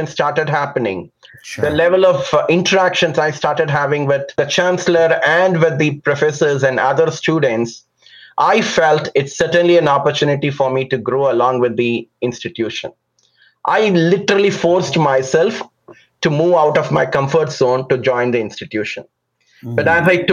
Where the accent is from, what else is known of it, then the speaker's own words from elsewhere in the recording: Chennai, Tamil Nadu, India; I was born and raised in a large metropolitan city called Chennai. The old name was Madras in South India.